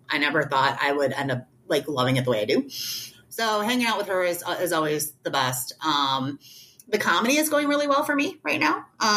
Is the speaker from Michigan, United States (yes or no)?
yes; Detroit, Michigan, United States; I grew up in Detroit